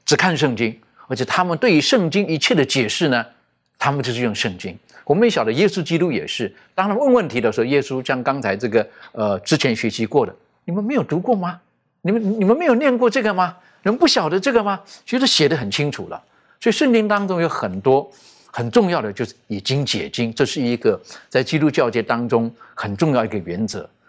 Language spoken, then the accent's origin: Chinese; China; 这个跟我们，特别是我们中国人，我们那种思维哈，我们孝道百善孝为先哈